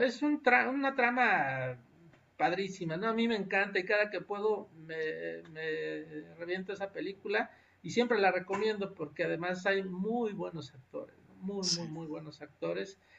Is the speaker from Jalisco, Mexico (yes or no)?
no; Texcoco, State of Mexico, Mexico; moved away as an adult; Yo soy originario de allá, yo crecí en Texcoco, crecí en un pueblo de, cercano al municipio de Texcoco